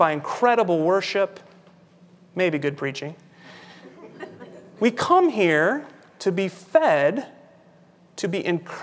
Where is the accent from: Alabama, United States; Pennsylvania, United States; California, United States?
California, United States; When I was growing up in California